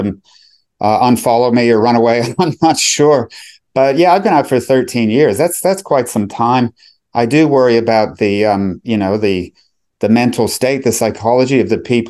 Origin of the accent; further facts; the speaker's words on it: United States; moved away as an adult; now in Melbourne, Australia; I grew up in America, but permanently migrated to Australia, to Melbourne